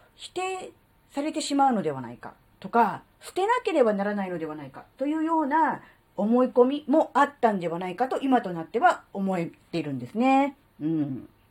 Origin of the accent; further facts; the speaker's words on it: Kanto, Japan; moved away as an adult; now in Tohoku, Japan; 関東生まれ、関東育ちの関東人です